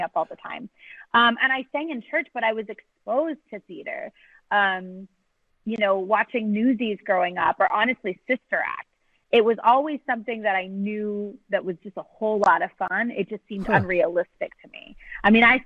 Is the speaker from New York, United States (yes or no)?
no; San Antonio, Texas, United States; I grew up in San Antonio